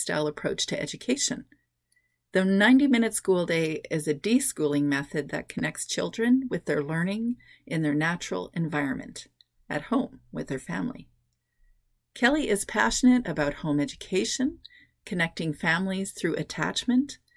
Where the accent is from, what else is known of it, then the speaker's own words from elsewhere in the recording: Canada; I'm Canadian